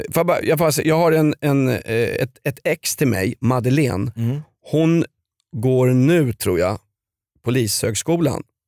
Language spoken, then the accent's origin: Swedish; Stockholm, Stockholm County, Sweden; när jag växte upp i Vällingby